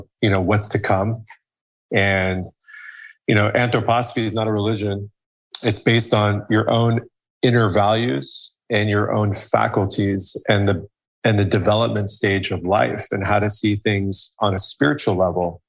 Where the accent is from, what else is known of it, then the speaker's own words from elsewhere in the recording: Iran; Iran, my home country